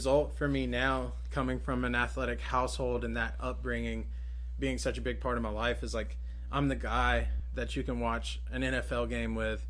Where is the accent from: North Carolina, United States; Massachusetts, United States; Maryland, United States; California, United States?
North Carolina, United States; Greensboro; I grew up out by the Pleasant Garden, Forest Oaks area.